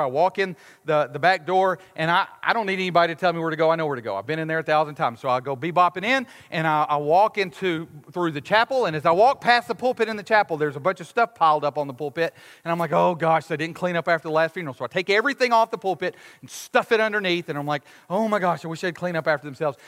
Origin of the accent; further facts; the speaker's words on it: United States; we as American Westerners